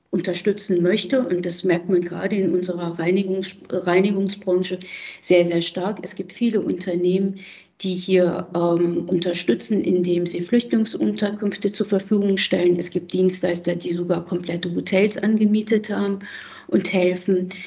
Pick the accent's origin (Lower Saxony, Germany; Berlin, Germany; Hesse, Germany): Berlin, Germany; Ich selber habe ja eben gesagt, bin aus Berlin und ich war die Tage am Berliner Hauptbahnhof und habe es mit eigenen Augen gesehen.